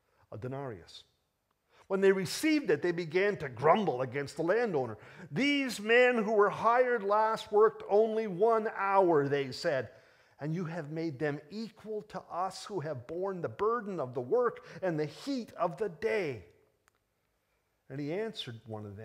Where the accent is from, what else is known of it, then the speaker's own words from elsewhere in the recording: Toronto, Ontario, Canada; despite the fact that I was born in Toronto, I'm really English through and through